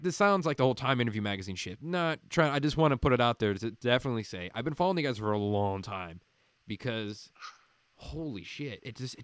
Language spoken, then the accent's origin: English; Midwest, United States; now in Arizona, United States; I grew up in the Midwest, so a city and country.